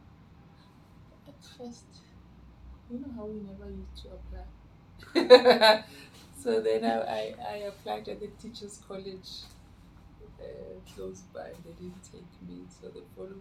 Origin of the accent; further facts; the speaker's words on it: Makapanstad, North West, South Africa; moved away as an adult; also born or lived in Mahikeng / Cape Town; I grew up in Makapan's Dutch home